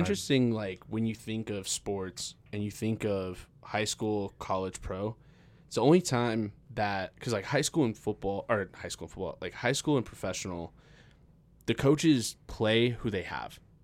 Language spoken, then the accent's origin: English; Farmington, New Mexico, United States; also born or lived in Las Cruces / Rio Rancho; growing up in Farmington